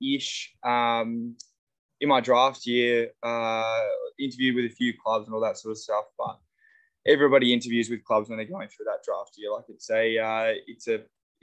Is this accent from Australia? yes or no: yes; Australia; I'm an Aussie